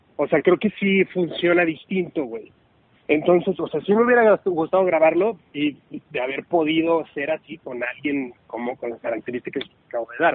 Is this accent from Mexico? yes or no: yes; Puebla, Mexico; a mí me encanta decir que soy de Puebla, me encanta decir de dónde vengo